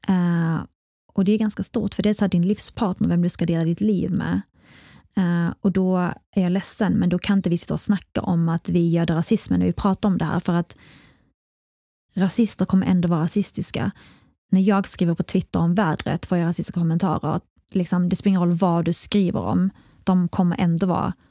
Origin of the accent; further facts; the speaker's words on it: Iraq; now in Sweden; men man får inte heller glömma, i alla fall Irak, där jag kommer ifrån, och andra länder, så har inte barnet alls i närheten av samma rättigheter som man har i Sverige.